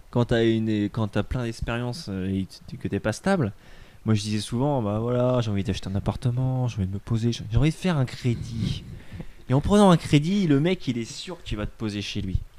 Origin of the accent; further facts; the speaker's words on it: France; Tu dis je suis français avec un bon accent et puis ça passe quoi.